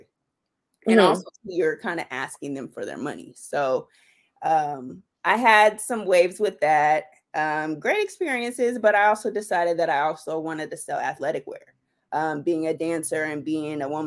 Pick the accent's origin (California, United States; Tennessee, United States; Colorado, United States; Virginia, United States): California, United States; Riverside; also born or lived in Chicago; I'm from the Inland Empire, born and raised in Riverside, currently live in Rancho Cucamonga.